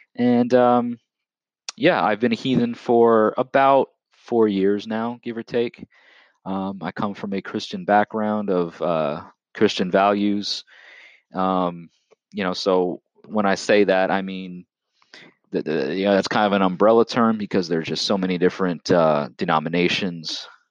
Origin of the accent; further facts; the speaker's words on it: Long Island, New York, United States; also born or lived in Lower Hudson Valley, Orange County, New York; I'm originally from the state of New York. Okay, I'm, I'm from the United States of America, born and raised on Long Island